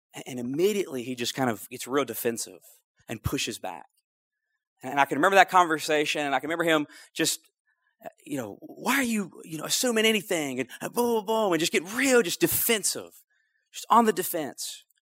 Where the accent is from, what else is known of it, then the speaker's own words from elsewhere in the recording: North Louisiana, United States; moved away as an adult; also born or lived in Lafayette, Louisiana; I'm originally from North Louisiana where you don't eat crawfish.